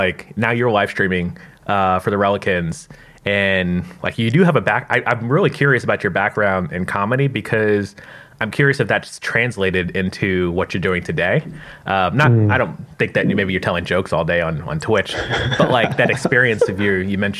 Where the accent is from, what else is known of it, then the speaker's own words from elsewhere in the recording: Tampa, Florida, United States; I'm from Tampa, Florida